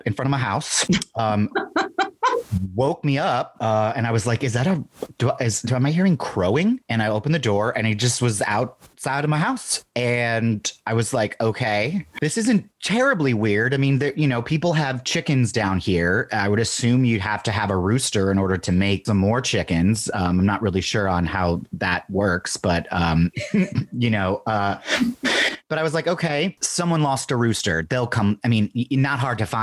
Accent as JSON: {"language": "English", "town": "Cleveland", "region": "Ohio", "country": "United States", "moved": "yes", "lives_now": "New Orleans, United States", "said": "I am from Cleveland, Ohio. I'm nowhere near a farm"}